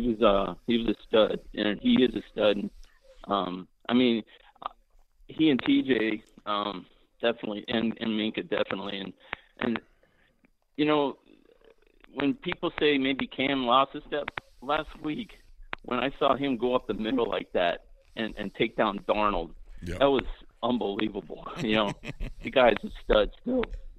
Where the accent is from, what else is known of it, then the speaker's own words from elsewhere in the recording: Scranton, Pennsylvania, United States; now in Sacramento, United States; I'm from Scranton